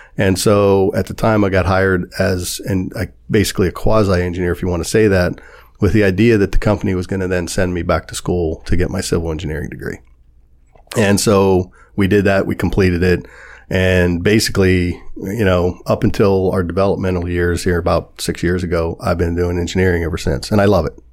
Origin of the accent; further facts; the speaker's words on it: Warren, Ohio, United States; moved away as an adult; also born or lived in New York City; I was born and raised in Warren, Ohio